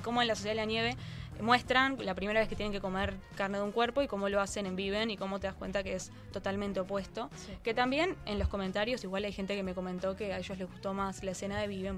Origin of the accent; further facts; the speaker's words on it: Uruguay; como uruguaya